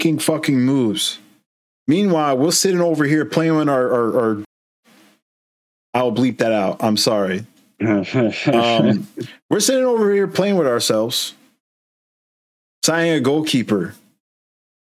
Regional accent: Boston, Massachusetts, United States; We're from Boston, the Boston area in Massachusetts, in the United States. That's where we are currently

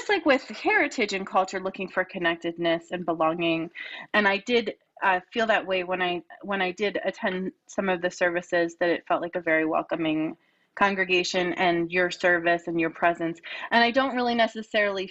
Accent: Lower Bucks County, Pennsylvania, United States; I grew up in Lower Bucks County, which was so many different religions

